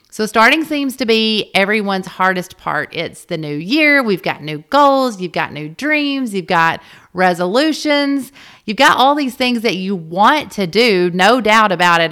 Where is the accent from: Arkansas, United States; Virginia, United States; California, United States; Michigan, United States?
Arkansas, United States; North Little Rock; we were both born and raised in the North Little Rock area